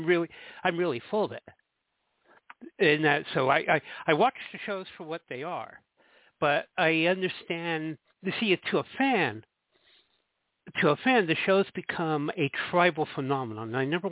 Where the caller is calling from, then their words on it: Jersey City, New Jersey, United States; I'm calling from Jersey City, New Jersey.